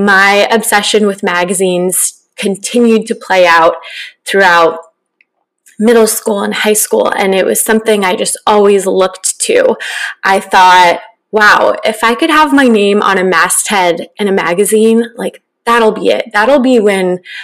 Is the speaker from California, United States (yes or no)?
yes; Northern California, United States; also born or lived in Orange County, California; growing up in Northern California